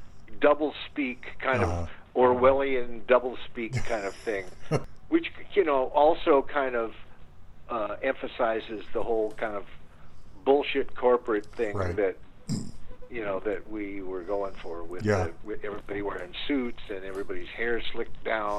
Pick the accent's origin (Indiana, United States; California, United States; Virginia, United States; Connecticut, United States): California, United States; San Francisco; because we are all from San Francisco and weren't really aware of the L.A. studio world